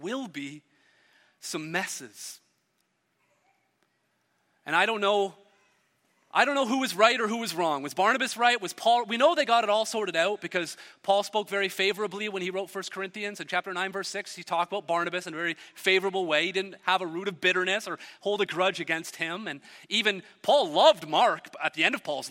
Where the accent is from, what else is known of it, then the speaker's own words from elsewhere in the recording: Hamilton, Ontario, Canada; I grew up in Hamilton, a steel town